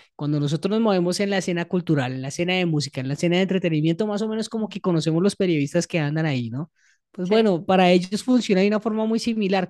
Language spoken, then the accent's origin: Spanish; Bogotá, Bogotá Capital District, Colombia; nosotros viviendo en Bogotá